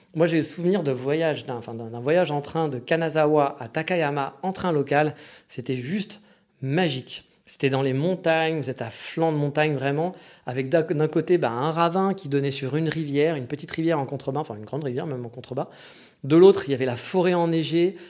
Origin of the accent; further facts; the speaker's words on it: France; moved away as an adult; also born or lived in Kyoto, Japan; je suis français